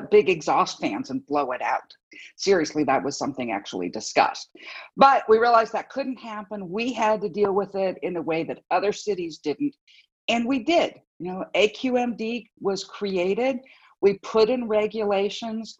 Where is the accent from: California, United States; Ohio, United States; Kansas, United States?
California, United States; Los Angeles; I grew up here in Los Angeles in the middle of some of the worst pollution